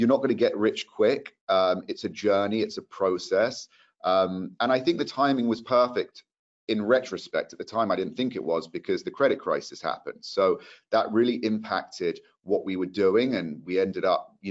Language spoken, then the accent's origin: English; London, United Kingdom; moved away as an adult; also born or lived in Manchester; now in Los Angeles, United States; I'm from London too